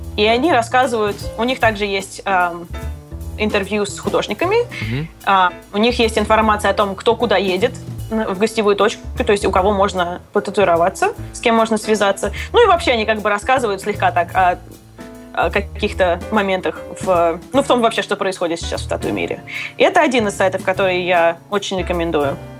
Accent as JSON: {"language": "Russian", "country": "Russia", "tie": "born or raised there", "moved": "yes", "lives_now": "United States", "said": "я выросла в России"}